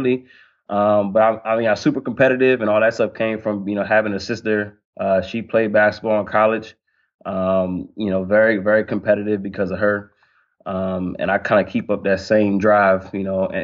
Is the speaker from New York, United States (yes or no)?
no; Silver Spring, Maryland, United States; moved away as an adult; also born or lived in North Carolina; now in Arkansas, United States; I'm from Silver Spring, Maryland. It's right outside of D.C. and Montgomery County.